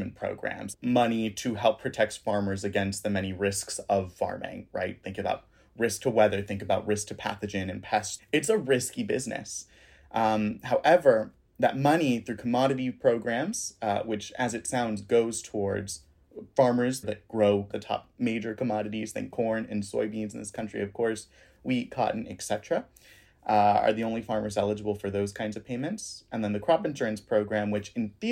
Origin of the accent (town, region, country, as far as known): Southwest Florida, United States; born or raised there